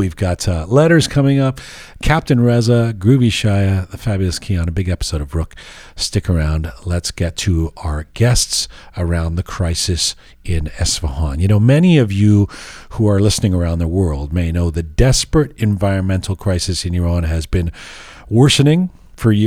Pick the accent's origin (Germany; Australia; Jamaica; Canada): Canada; also born or lived in England; when I was growing up, I mean, a teenager in Canada, you know, growing up in England and Canada